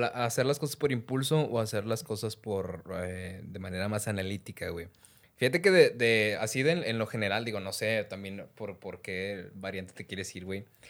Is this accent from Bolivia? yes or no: no; Mexico; nosotros como, como, mexicanos